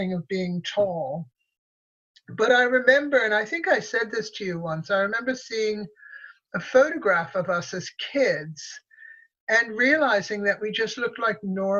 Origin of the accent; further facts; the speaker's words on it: Connecticut, United States; also born or lived in New York; I was born in New York, and then after I was born, my parents moved to Connecticut